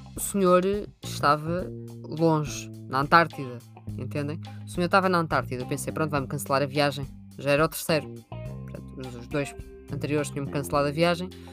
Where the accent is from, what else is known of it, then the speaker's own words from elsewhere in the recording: Sintra, Lisbon, Portugal; Eu sou de Sintra